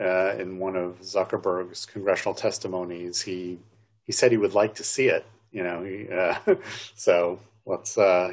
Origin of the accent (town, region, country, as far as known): New York, United States; born or raised there